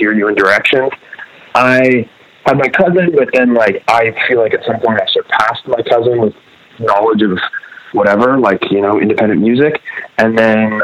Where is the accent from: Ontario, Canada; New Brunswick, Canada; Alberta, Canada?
Ontario, Canada; Grimsby; there weren't a group of punks when I grew up in Grimsby